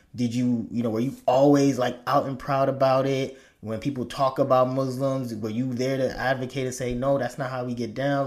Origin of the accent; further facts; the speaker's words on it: Chicago, Illinois, United States; growing up in Chicago